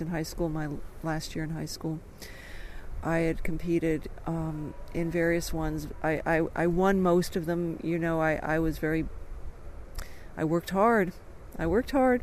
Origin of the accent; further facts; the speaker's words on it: Dobbs Ferry, New York, United States; I grew up outside of New York in this beautiful place called Dobbs Ferry